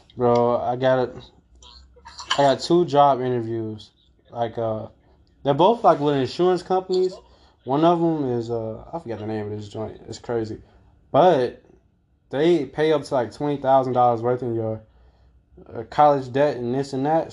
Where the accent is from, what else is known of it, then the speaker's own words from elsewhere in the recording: Calumet City, Illinois, United States; I claim Calumet City. That's where I grew up and I was raised there